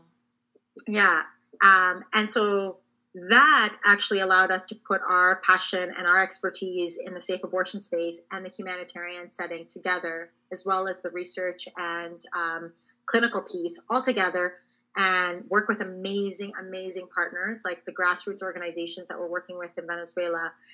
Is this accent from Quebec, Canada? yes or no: no; Ontario, Canada; I grew up in Ontario